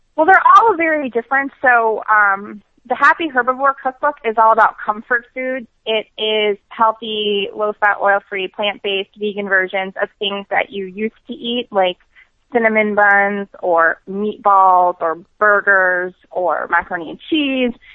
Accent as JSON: {"language": "English", "region": "New York", "country": "United States", "said": "I'm from New York"}